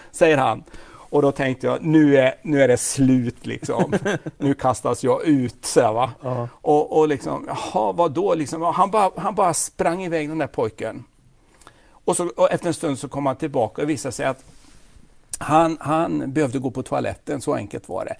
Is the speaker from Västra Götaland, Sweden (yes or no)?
yes; Falköping, Västergötland, Västra Götaland, Sweden; accent: Västgöte; Jag är född i Falköping. Mm. I Fallköping som de säger på västgötska.